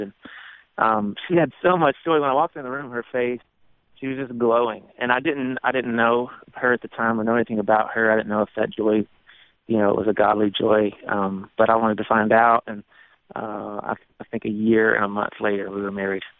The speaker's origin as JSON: {"language": "English", "town": "Walhalla", "region": "South Carolina", "country": "United States", "tie": "born or raised there", "said": "my hometown is called Walhalla, which is a German word that means Garden of the Gods"}